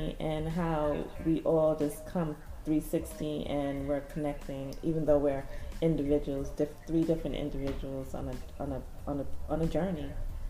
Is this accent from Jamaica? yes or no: yes; Jamaica; I'm Jamaican